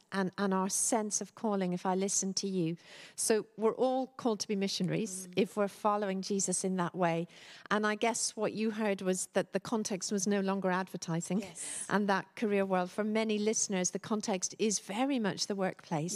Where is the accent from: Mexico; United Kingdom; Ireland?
Ireland; Dublin, Leinster; moved away; me before I was a Christian, interestingly, growing up in Dublin.